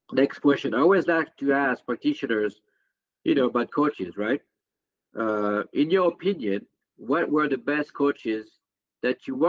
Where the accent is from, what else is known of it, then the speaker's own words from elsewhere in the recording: France; I'm from France